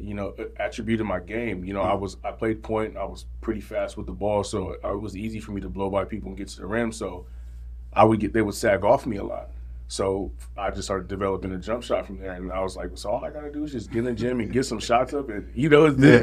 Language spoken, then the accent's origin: English; Oxnard, California, United States; born and raised in Oxnard, California.